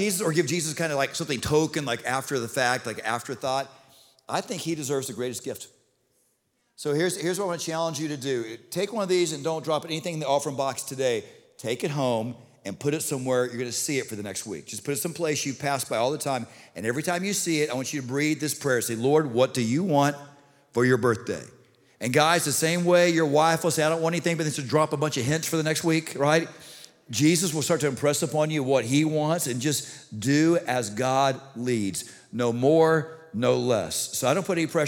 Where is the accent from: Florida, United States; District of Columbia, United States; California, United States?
Florida, United States; Hollywood; I grew up in South Broward, down in Hollywood. I grew up in Hollywood Hills